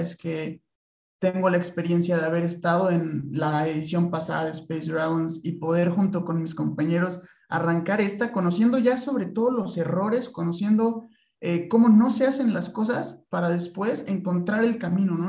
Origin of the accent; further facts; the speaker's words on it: Tlaxcala, Mexico; moved away as an adult; also born or lived in Puebla / Querétaro; yo estudié toda mi vida en Tlaxcala y hasta la universidad fue que vine a Puebla, digo a Puebla, a Querétaro, es que nací en Puebla realmente